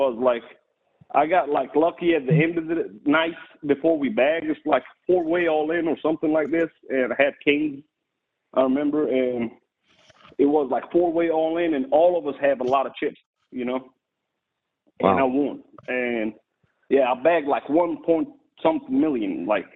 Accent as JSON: {"language": "English", "country": "Jordan", "tie": "born or raised there", "second_language": "English", "moved": "as an adult", "said": "I was born and raised in Jordan overseas, the Holy Land"}